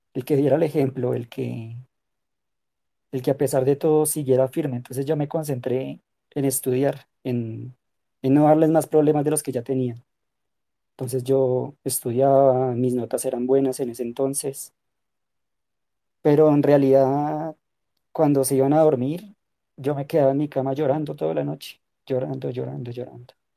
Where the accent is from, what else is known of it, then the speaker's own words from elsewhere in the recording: Colombia; soy de Colombia